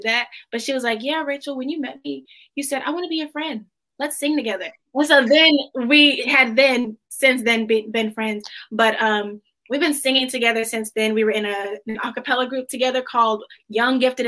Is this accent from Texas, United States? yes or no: yes; DeSoto, Texas, United States; I grew up in DeSoto. Okay. That's about 15 minutes south of Dallas